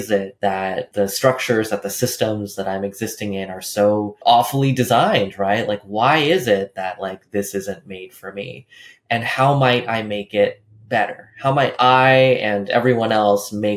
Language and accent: English; California, United States; I grew up in California